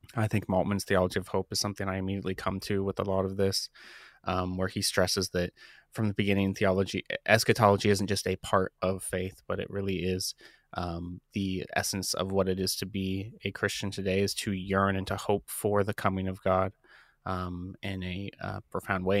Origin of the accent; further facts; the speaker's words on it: Columbus, Ohio, United States; I, I grew up in Columbus, Ohio. I still live here with my wife